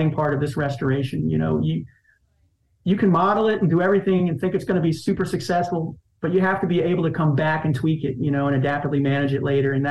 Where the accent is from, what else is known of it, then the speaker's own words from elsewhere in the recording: Myrtle Beach, South Carolina, United States; moved away; I grew up in Grand Strand, Myrtle Beach